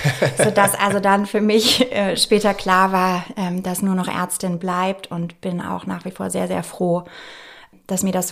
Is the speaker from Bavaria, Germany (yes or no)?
yes; Nuremberg, Bavaria, Germany; also born or lived in Munich; Ich komme aus gebürtig München, bin aber in Nürnberg aufgewachsen.